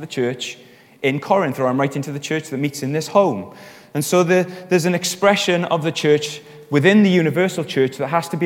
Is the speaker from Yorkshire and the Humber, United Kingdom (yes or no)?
no; Wales, United Kingdom; I'm Welsh.